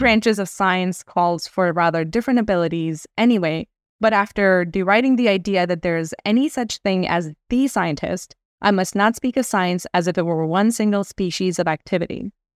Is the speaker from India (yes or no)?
yes; India; moved away; I grew up in India